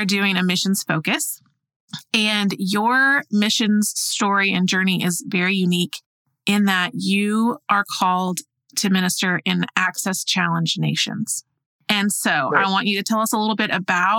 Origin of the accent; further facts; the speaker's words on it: Oklahoma, United States; I'm from Oklahoma